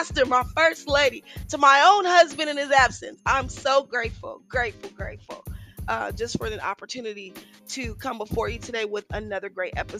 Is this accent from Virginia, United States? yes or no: no; Richmond, California, United States; I grew up in Richmond, California